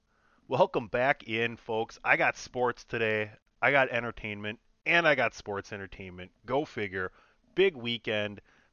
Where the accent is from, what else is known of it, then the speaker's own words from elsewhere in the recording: Southeast Wisconsin, United States; growing up in Southeast Wisconsin and being a fan of the Milwaukee Bucks